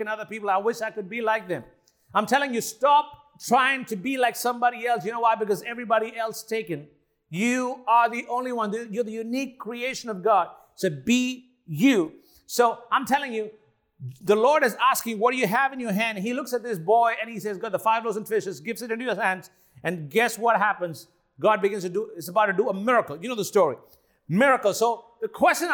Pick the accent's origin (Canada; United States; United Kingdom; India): India; I'm Indian